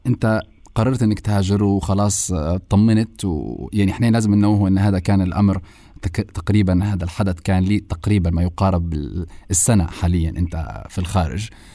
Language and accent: Arabic; Libya; إحنا الليبيين